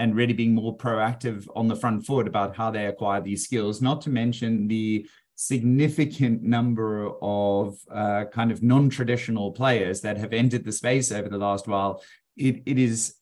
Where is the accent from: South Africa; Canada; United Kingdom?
South Africa; also born or lived in Australia; now in Melbourne, Australia; I was originally from South Africa